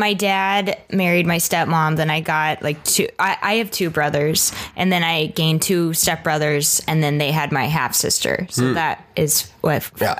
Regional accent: Dallas, Texas, United States; also born or lived in Austin, Texas; I'm originally from Dallas.

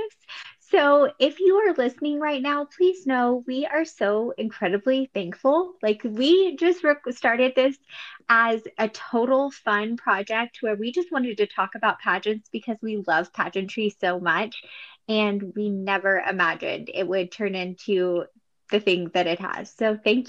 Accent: Texas, United States; since I grew up in Texas

